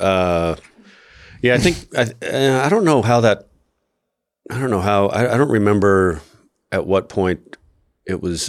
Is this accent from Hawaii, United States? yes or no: no; Albuquerque, New Mexico, United States; different people that I knew growing up in Albuquerque